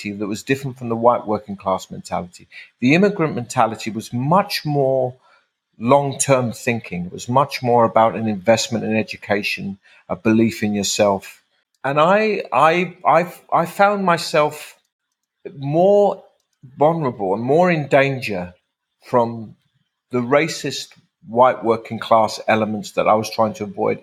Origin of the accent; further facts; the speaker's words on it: London, United Kingdom; I was raised in Tower Hamlets